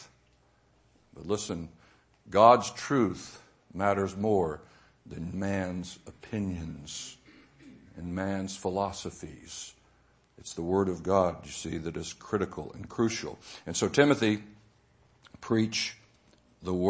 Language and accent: English; the South, United States; I was raised in the South, sent to Sunday school as a young kid